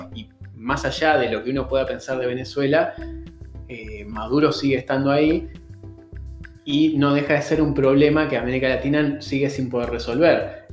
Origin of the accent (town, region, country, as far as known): Uruguay